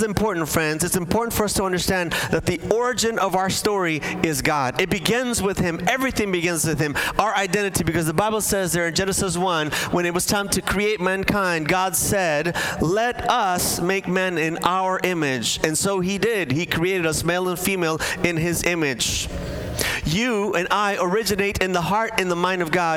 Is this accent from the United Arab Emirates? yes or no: no; Bolivia; moved away; I grew up in South America as a Bolivian household